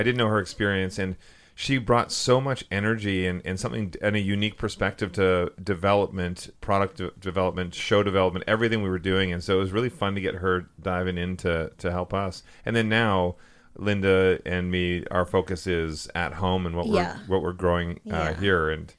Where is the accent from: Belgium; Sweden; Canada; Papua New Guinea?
Canada; Vancouver, British Columbia; I'm from Vancouver.